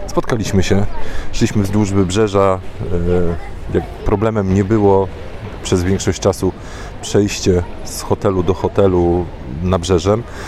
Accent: Poland; powiedziałem, że z Polski

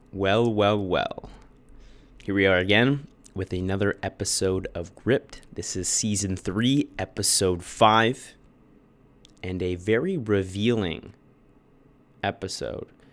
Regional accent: Bradford, Ontario, Canada; born or raised there; also born or lived in Toronto

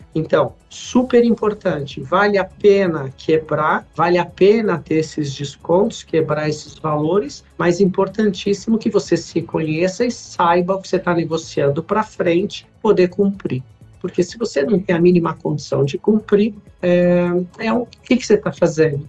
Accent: Brazil; a gente como brasileiros

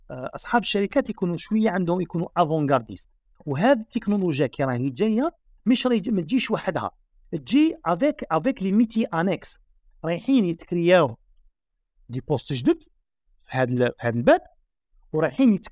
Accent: Algeria

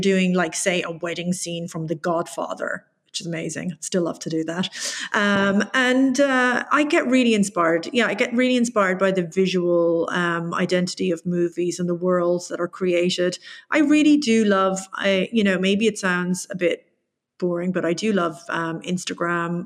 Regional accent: Tipperary, Munster, Ireland; it's in my hometown

